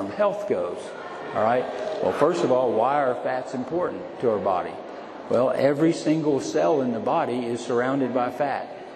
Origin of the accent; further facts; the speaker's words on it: North Carolina, United States; I literally had an outhouse growing up in North Carolina